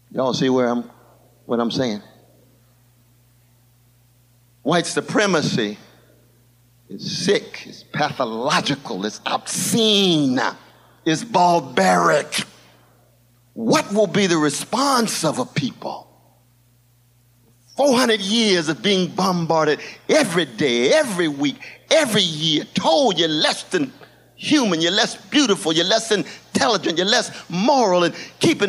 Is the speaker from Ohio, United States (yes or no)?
no; Glen Elder, California, United States; My brothers and sisters I grew up with in Glen Elder